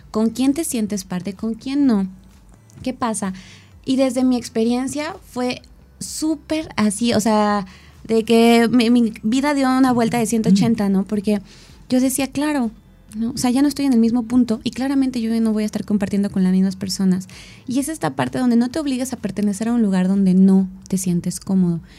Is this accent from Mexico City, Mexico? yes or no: yes; Mexico City, Mexico; now in Cuernavaca, Mexico; vengo de la Ciudad de México, todas mis amistades se quedaron allá, bueno, varias, ¿no? Y llegó a Cuerna y entonces me empecé a sentir sola.